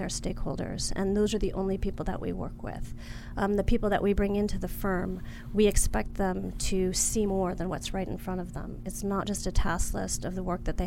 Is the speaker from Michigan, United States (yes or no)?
yes; Detroit, Michigan, United States; also born or lived in Grosse Pointe; Originally from Detroit